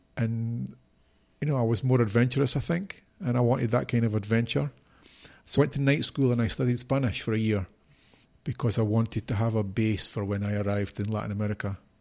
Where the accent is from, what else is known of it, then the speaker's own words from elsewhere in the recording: Edinburgh, Scotland, United Kingdom; moved away as an adult; also born or lived in Mexico / Brazil / Haiti; now in Spain; I was born in Edinburgh, in Scotland. I grew up there all my life until I was twenty-three